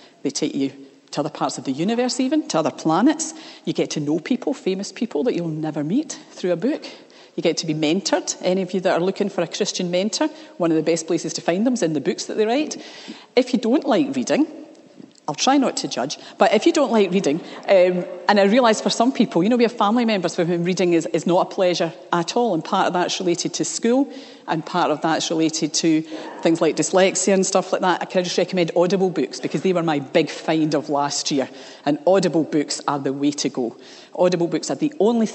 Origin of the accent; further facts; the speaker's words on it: Scotland, United Kingdom; I grew up in the Church of Scotland